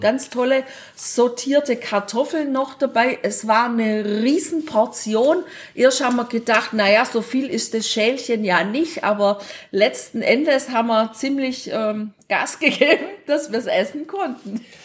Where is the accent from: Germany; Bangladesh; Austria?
Germany; wir kommen aus Deutschland